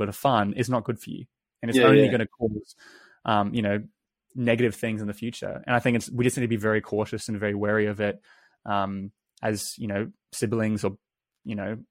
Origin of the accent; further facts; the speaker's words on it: New Zealand; I grew up in New Zealand, and I grew up in like a small country town